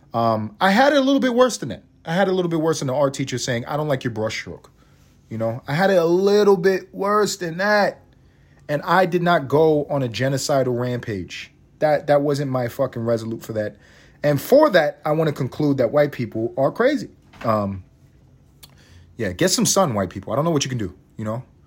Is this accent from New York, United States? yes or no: yes; New York City, New York, United States; I'm from Harlem. I grew up in East Harlem